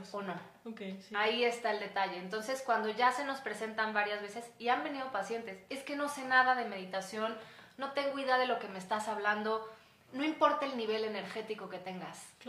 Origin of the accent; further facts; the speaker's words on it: Mexico; soy ciudadana de México